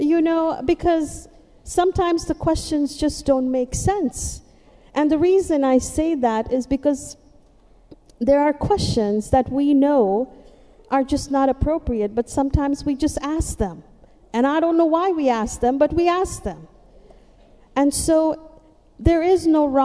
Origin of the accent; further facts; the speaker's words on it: Mumbai, Maharashtra, India; moved away as an adult; now in United States; I'm from the city, I'm from Mumbai